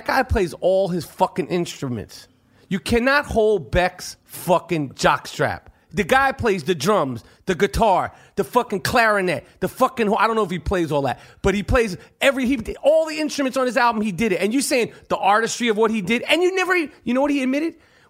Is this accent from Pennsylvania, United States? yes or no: no; Chicago, Illinois, United States; I'm from Chicago.